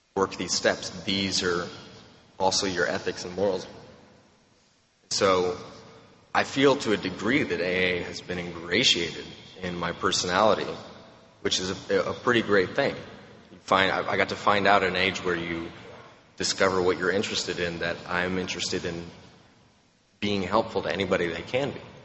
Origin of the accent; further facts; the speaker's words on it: Romania; now in Texas, United States; I'm from Romania, which is not a very nice place